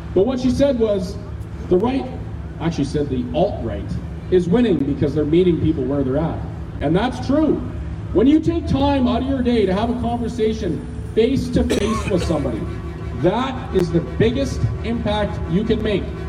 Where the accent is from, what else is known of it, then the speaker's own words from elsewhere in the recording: Canada; As a Canadian